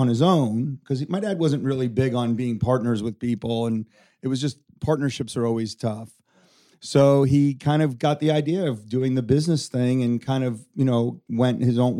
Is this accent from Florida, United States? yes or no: yes; Davie, Florida, United States; also born or lived in North Miami Beach, Florida; moving to Davie was very country